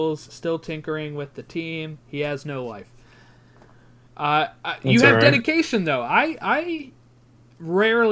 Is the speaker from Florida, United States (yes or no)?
no; Baltimore, Maryland, United States; I'm a Baltimore Orioles fan, since I am from Baltimore.